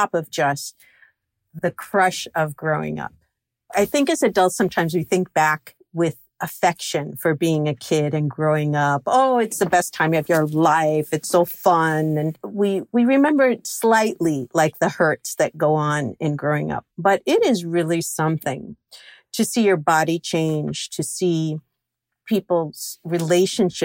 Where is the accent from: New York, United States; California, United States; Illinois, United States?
New York, United States; New York City; I grew up in Flushing, Queens